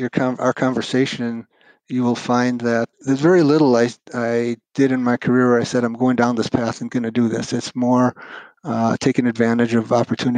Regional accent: Fox Point, Wisconsin, United States; I'm a Milwaukee boy, and I grew up in the North Shore of Milwaukee.

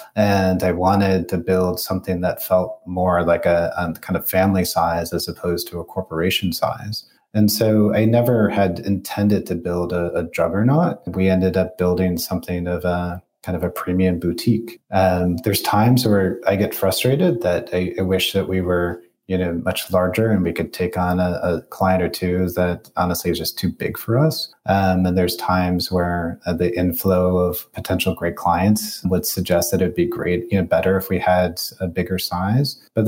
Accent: Detroit, Michigan, United States; you know, I come from Detroit.

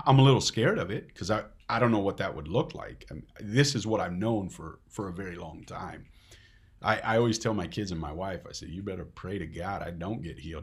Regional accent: Netherlands; Dutch don't like being emotional, at least not around here

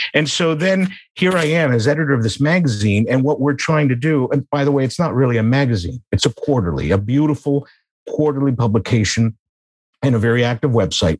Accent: United States; moved away as an adult; now in Vienna, Austria; I was born and raised in the United States.

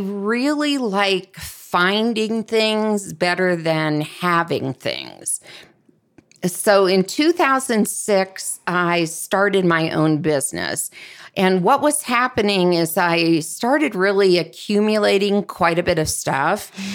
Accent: Columbus, Ohio, United States; where I grew up in Columbus, Ohio

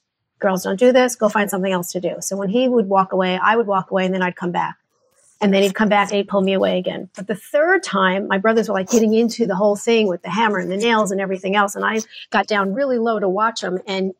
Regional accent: New York, United States; also born or lived in New Jersey / Connecticut / Carolinas; now in Dallas, United States; But I was born in New Jersey, stayed there for a minute, and then we moved to New York. So I am a New Yorker.

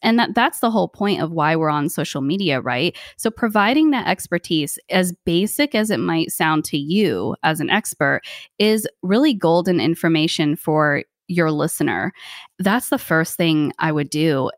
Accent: United States; also born or lived in Thailand; now in New Jersey, United States; I am the first person in my family born in America.

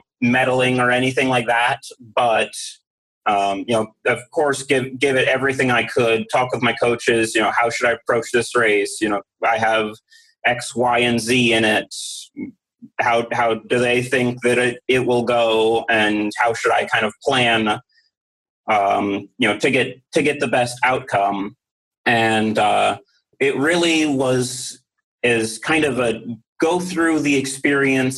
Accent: Mount Airy, Maryland, United States; I grew up in Mount Airy, Maryland

